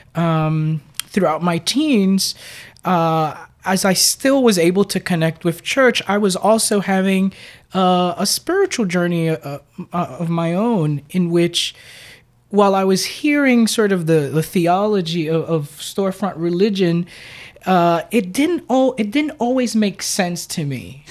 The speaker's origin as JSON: {"language": "English", "town": "New York City", "region": "New York", "country": "United States", "tie": "born or raised there", "said": "I was born and raised in Brooklyn in what's now a hip neighborhood called Red Hook"}